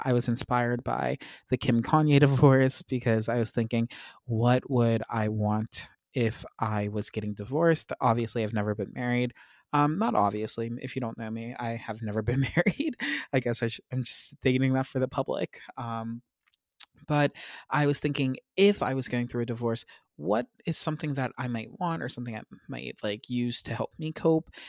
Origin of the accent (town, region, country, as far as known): United States